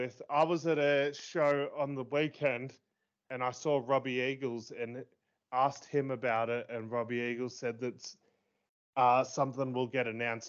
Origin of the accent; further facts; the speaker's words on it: Australia; even as an Aussie